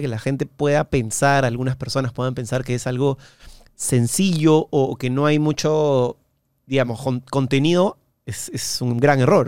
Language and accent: Spanish; Peru